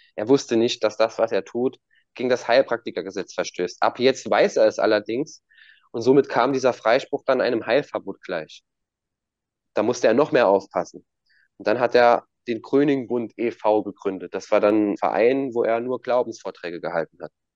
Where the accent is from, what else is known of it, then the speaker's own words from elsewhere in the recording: Germany; bei uns in Deutschland